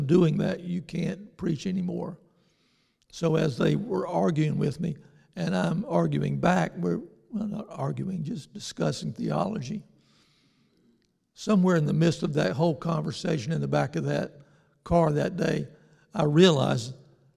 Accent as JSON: {"language": "English", "town": "New Bern", "region": "North Carolina", "country": "United States", "tie": "born or raised there", "said": "my hometown of New Bern"}